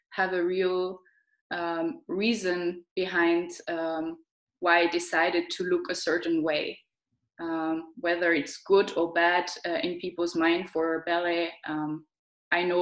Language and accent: English; Switzerland; also born or lived in London / Austria; now in Germany; Um, I come from Switzerland.